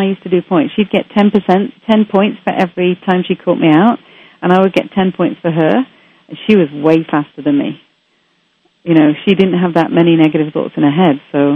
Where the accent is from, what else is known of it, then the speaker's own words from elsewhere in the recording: Manchester, North West England, United Kingdom; now in Canada; I was brought up in Manchester, England